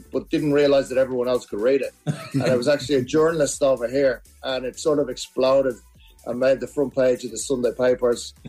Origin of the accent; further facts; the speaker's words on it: Ireland; now in Australia; I'm from Ireland.